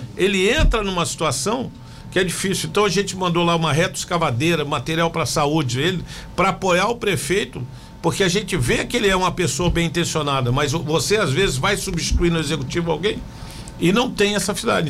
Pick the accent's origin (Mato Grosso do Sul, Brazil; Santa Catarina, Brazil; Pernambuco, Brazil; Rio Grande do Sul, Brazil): Santa Catarina, Brazil; Joinville; eu sou de Joinville